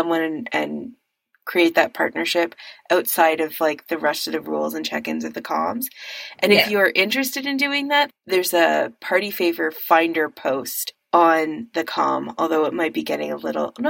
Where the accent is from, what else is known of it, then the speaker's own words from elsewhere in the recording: Canada; as a Canadian